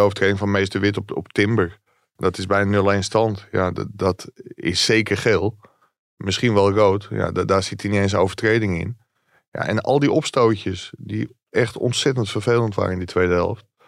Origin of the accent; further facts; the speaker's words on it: Ilpendam, North Holland, Netherlands; ik kom uit Ilpendam